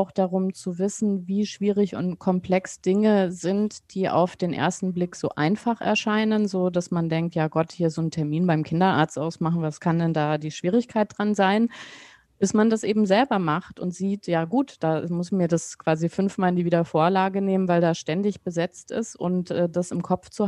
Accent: West Germany, Germany; also ich bin ja in Westdeutschland aufgewachsen.

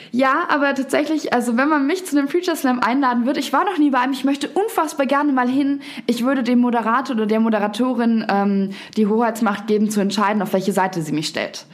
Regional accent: Garmisch-Partenkirchen, Bavaria, Germany; moved away as an adult; also born or lived in Munich; now in Berlin, Germany; Ich bin zuerst von meinem Heimatort, Garmisch-Partenkirchen heißt das, ähm, nach München gezogen und habe dort drei Jahre gelebt

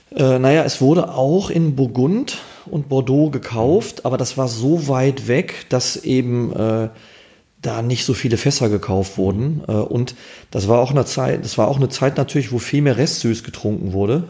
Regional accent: Essen, North Rhine-Westphalia, Germany; also born or lived in Gelsenkirchen; Also ich bin ja ein Kind des Ruhrgebiets, gebürtiger Erler, Schalke, Grenze Schalke und äh, auch im Ruhrgebiet aufgewachsen, dann mit meinen Eltern sehr früh nach Essen

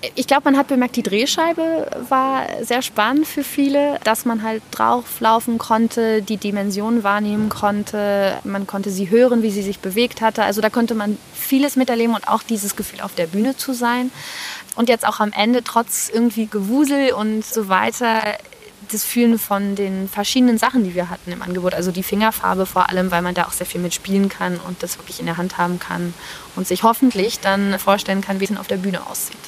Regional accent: England, United Kingdom; now in Germany; ich komme tatsächlich aus England

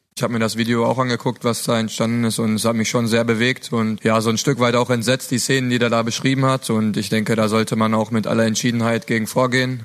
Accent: Ruhr area, North Rhine-Westphalia, Germany; bin ich auch ein Kind des Ruhrgebiets

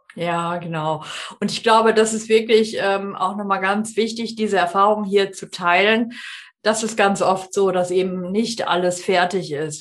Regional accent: North Rhine-Westphalia, Germany; ich komme ja aus NRW

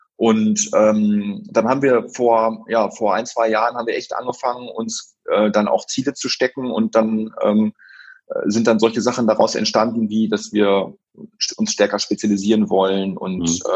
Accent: Brockhagen, North Rhine-Westphalia, Germany; dass ich aus dem Dorf Brockhagen komme

